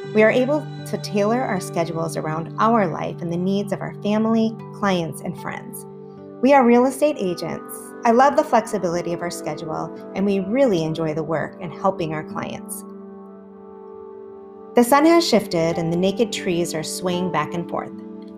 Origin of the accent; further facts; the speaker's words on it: Minnesota, United States; also born or lived in Wisconsin / Oregon; I was raised in Wisconsin until third grade. We moved to Minnesota and lived there until the summer before I started high school. Then we moved to Oregon